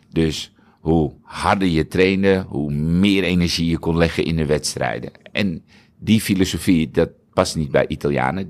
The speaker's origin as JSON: {"language": "Dutch", "country": "Netherlands", "said": "als nuchtere Hollander, als Nederlander"}